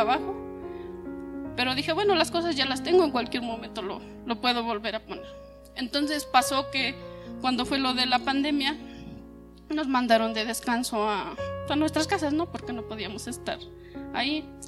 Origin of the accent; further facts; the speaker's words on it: Zacatlán, Puebla, Mexico; moved away as an adult; yo soy de Zacatlán